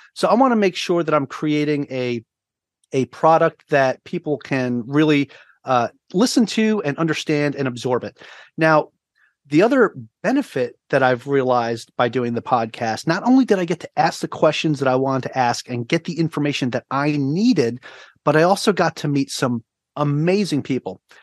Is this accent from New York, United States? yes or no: yes; Long Island, New York, United States; moved away as an adult; also born or lived in Virginia; now in Oahu, Hawaii, United States; I'm originally from Long Island, New York, now living on Oahu, Hawaii